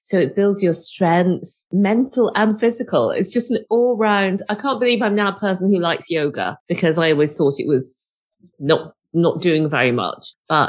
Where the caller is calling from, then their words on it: Newport, Wales, United Kingdom; I'm coming to you today from Wales. I'm in Newport near Cardiff.